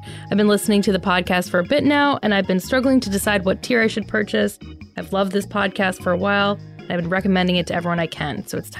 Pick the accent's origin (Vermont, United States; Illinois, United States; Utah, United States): Vermont, United States; I am from Vermont, and saw them live at a UVM dorm in the 80s.